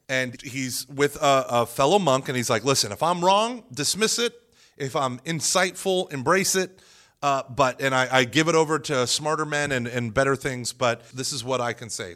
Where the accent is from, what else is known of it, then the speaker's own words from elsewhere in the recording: Broken Arrow, Oklahoma, United States; growing up in the Protest, in, in a very Protestant, very, very fundamentalist Protestant in Broken Arrow, Oklahoma